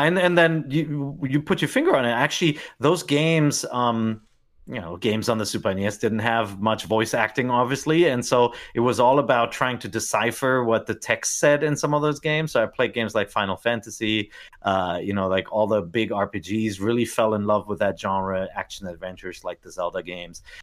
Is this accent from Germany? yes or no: yes; Germany; moved away as an adult; also born or lived in Tokyo, Japan; I grew up in Germany